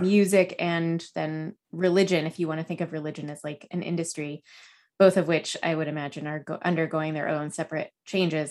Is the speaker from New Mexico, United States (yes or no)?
yes; Los Alamos, New Mexico, United States; born or raised there